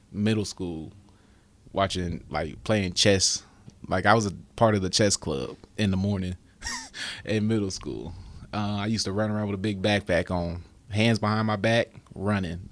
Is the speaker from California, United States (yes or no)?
yes; California, United States; I'm from California.